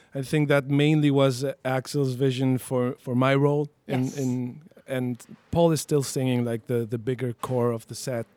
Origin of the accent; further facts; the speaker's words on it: La Paz, Bolivia; first language Spanish; English is a second language; now in Berlin, Germany; I was uh, born and raised in La Paz, in Bolivia.